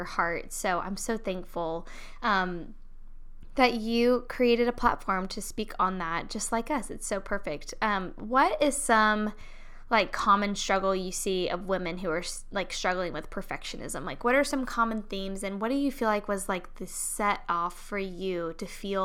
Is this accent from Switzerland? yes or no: no; Charlotte, North Carolina, United States; I'm also from Charlotte. I don't know if you knew that, but I was born and raised in Charlotte